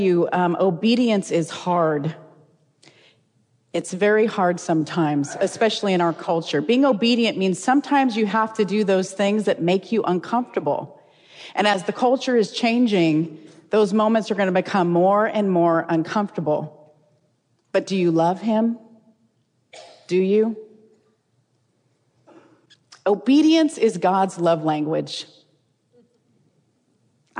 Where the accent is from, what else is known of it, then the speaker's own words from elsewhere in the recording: California, United States; moved away as an adult; now in Tennessee, United States; We're originally from California. Matter of fact, we're fourth generation Californians